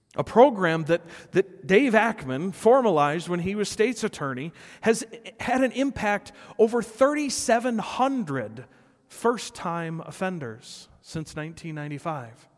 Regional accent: Rockford, Illinois, United States; my hometown of Rockford.

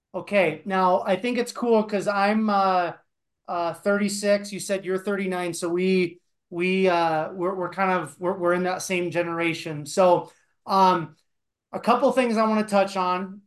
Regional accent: Iowa, United States; moved away as an adult; also born or lived in Denver; I grew up in Iowa

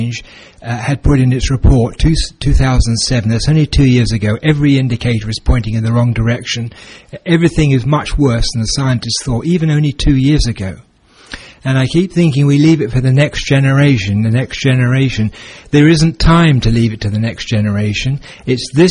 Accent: England, United Kingdom; now in Alberta, Canada; where we come from England

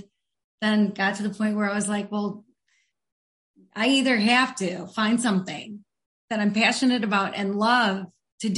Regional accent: Grand Rapids, Michigan, United States; I'm from Grand Rapids, Michigan

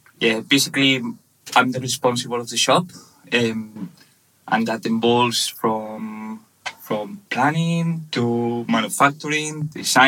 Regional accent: Barcelona, Catalonia, Spain; English is a second language; moved away as an adult; also born or lived in Ponferrada, Spain; I'm from Barcelona, Catalan. I was born in 1985

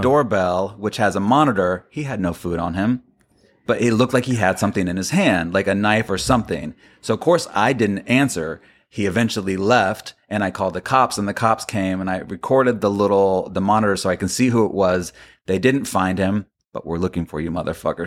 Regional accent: Florida, United States; I grew up in Florida

